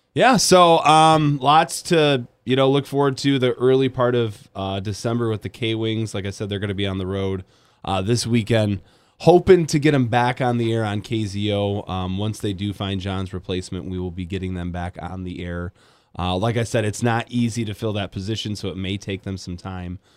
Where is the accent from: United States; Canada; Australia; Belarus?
United States; Grand Rapids, Michigan; now in Kalamazoo, United States; I grew up in Grand Rapids